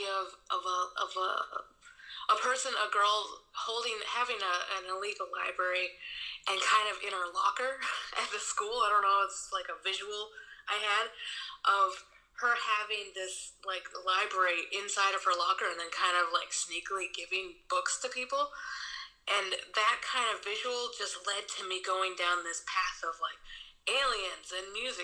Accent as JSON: {"language": "English", "town": "Milford", "region": "Massachusetts", "country": "United States", "moved": "yes", "lives_now": "Germany", "said": "I am from Milford, Massachusetts. I currently live in Germany."}